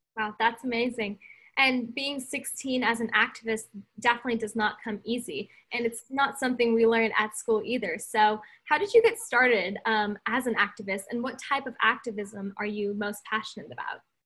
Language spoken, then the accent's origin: English; California, United States; I'm from California